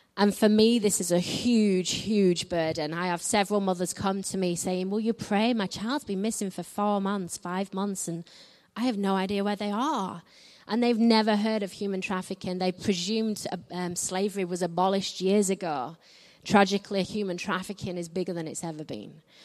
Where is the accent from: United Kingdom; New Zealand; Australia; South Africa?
United Kingdom; north of England; I'm from England. I'm from the north of England, so I don't quite speak like the Queen.